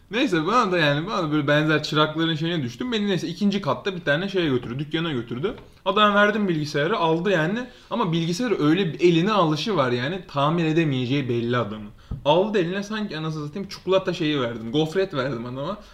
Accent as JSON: {"language": "Turkish", "region": "Istanbul", "country": "Turkey", "tie": "born or raised there", "said": "10, 10 yaşında taşındık biz buraya."}